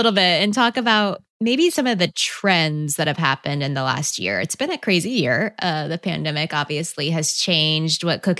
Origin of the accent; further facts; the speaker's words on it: Texas, United States; I'm from Texas.